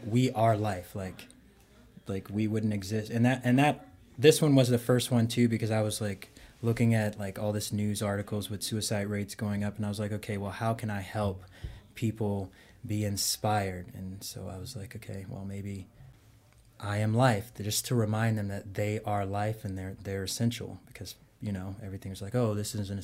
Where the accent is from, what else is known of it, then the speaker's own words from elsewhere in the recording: Texas, United States; moved away as an adult; also born or lived in Kentucky / Tennessee / Baltimore; now in Georgia, United States; originally I'm from Texas